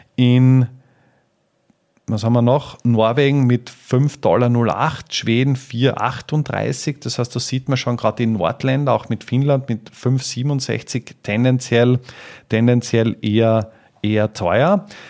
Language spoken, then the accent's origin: German; Austria; bei uns in Österreich